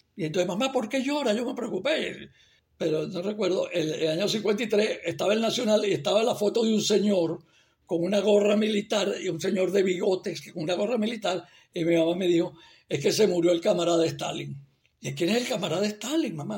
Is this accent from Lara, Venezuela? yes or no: yes; Barquisimeto, Lara, Venezuela; moved away; yo nací en Barquisimeto